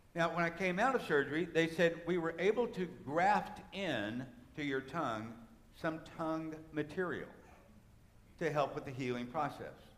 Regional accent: United States; as an American, as an American Christian

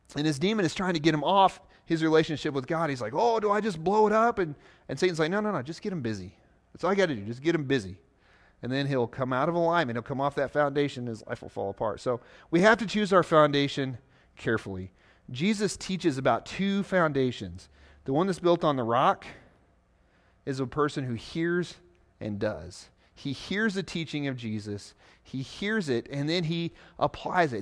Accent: Southeast Missouri, United States; now in Nebraska, United States; I'm from Missouri, Southeast Missouri, to be exact, down by the Mississippi River, the part of Missouri that sticks down into Arkansas called the Boot Hill

